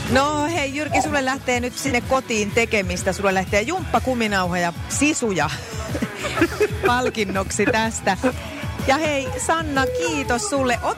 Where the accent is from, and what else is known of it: Tampere, Pirkanmaa, Finland